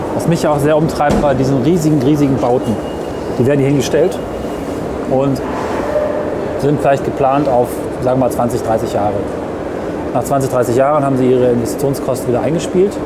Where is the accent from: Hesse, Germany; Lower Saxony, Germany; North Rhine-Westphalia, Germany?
Lower Saxony, Germany; near Hameln; ich komme aus der Gegend von Hameln, bei Hameln